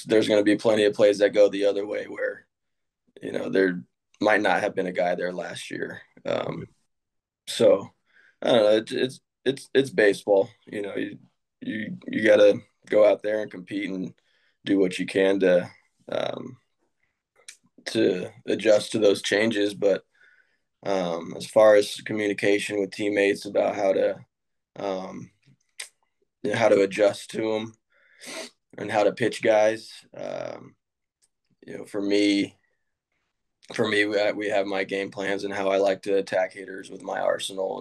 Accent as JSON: {"language": "English", "town": "Sacramento", "region": "California", "country": "United States", "tie": "born or raised there"}